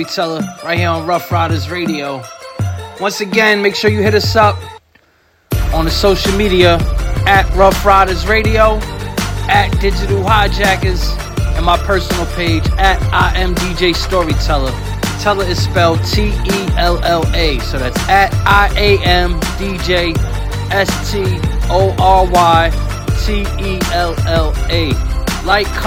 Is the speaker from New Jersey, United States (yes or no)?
yes; Jersey City, New Jersey, United States; I'm from Jersey City, New Jersey